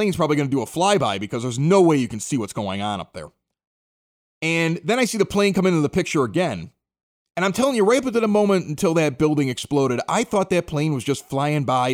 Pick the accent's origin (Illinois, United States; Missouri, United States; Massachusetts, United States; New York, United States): Illinois, United States; Chicago; moved away; I was from Chicago.